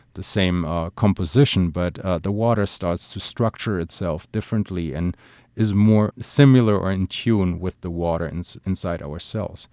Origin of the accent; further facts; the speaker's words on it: Germany; moved away; my home country, Germany